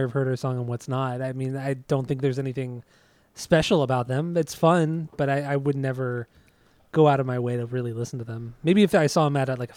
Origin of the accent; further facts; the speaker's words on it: Orange County, Southern California, United States; Orange County beach